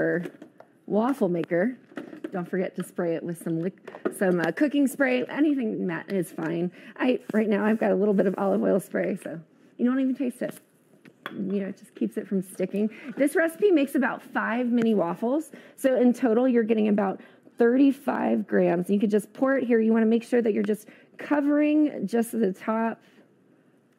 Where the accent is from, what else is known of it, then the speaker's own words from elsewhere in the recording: East Coast, United States; moved away; I grew up on the East Coast